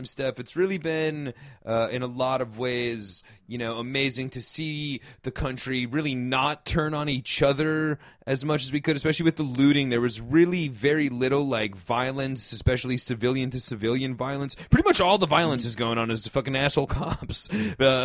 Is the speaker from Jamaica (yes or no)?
no; United States